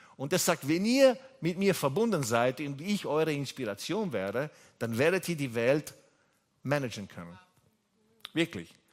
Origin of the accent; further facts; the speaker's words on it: Italy; German is a second language; also born or lived in England / Austria; now in Vienna, Austria; ich komme ursprünglich aus Italien. Ich bin aufgewachsen mit einer französischen Mama